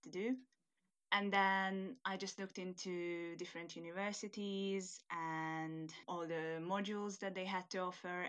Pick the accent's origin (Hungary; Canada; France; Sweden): Hungary; first language Hungarian; English is a second language; moved away as an adult; now in United Kingdom; I'm originally from Hungary